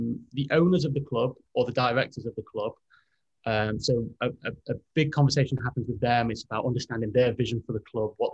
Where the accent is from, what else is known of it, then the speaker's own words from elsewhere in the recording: Derby, East Midlands, United Kingdom; moved away as an adult; also born or lived in London; now in United States; I grew up in Derby, went to university in London